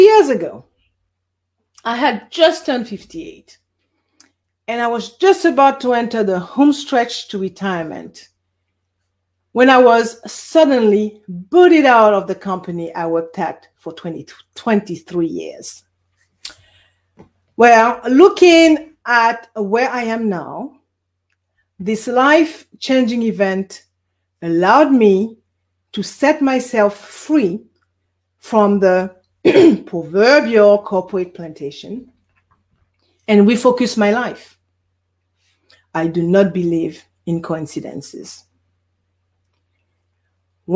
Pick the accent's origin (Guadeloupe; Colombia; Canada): Guadeloupe; also born or lived in Bermuda; now in California, United States; I was born in Guadeloupe. For those of you who do not know where Guadeloupe is a French island in the Caribbean Sea, hence the accent